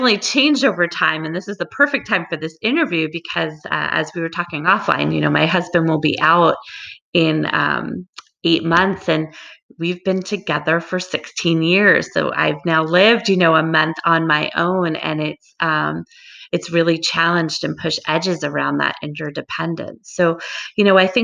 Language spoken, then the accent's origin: English; Long Island, New York, United States; moved away as an adult; now in Hawaii, United States; I grew up on Long Island